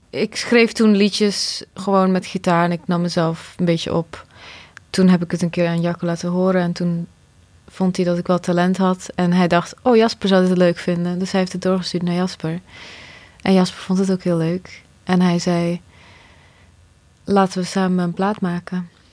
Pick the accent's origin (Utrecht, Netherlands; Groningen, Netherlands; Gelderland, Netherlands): Gelderland, Netherlands; Nijmegen; born or raised there; also born or lived in Bosnia / Croatia